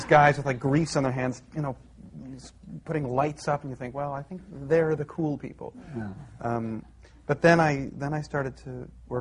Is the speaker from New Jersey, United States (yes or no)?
yes; New Jersey, United States; I was born in New Jersey